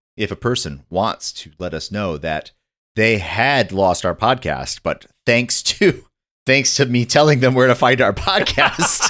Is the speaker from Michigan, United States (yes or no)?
yes; northern Michigan, United States; I grew up in northern Michigan